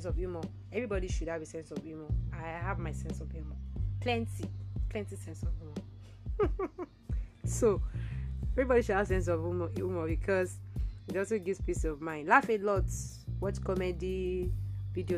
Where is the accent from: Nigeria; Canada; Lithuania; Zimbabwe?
Nigeria; I'm a Nigerian